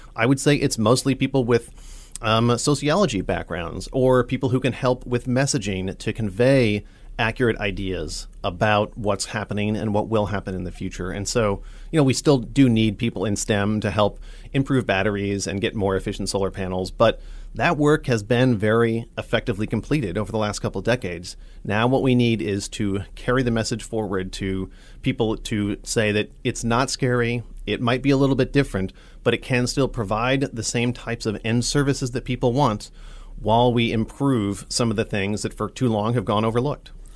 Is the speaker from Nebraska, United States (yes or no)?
yes; Nebraska, United States; I'm from Nebraska originally, um, grew up here